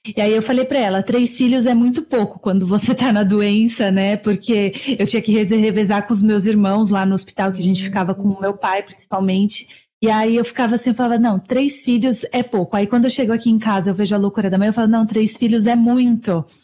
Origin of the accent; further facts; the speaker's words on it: Brazil; moved away; eu nasci no Brasil, né? Eu sou brasileira